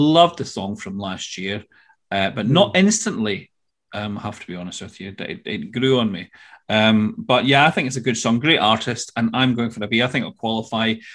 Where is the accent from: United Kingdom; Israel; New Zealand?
United Kingdom; Scotland; I'm from Scotland.